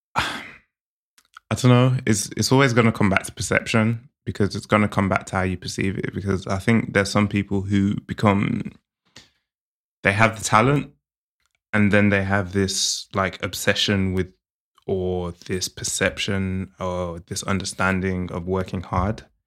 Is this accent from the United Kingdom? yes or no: yes; England, United Kingdom